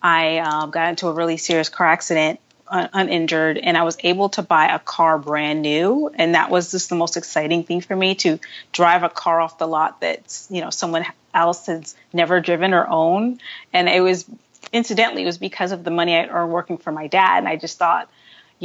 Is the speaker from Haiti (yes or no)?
yes; Haiti; moved away; I was born in Haiti